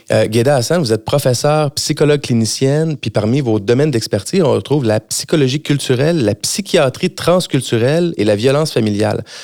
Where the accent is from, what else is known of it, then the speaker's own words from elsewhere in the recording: Quebec, Canada; born there; je suis né au Québec d'une mère francophone et d'un père italien